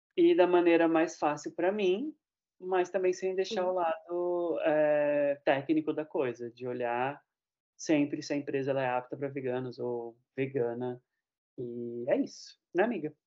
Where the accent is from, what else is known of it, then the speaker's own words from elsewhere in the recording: Osasco, São Paulo, Brazil; em Osasco, né, que pra quem não sabe é minha terra